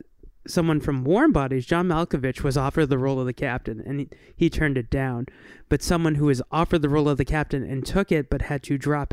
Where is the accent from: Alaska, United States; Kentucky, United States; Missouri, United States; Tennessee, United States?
Kentucky, United States; I'm from Kentucky, sir.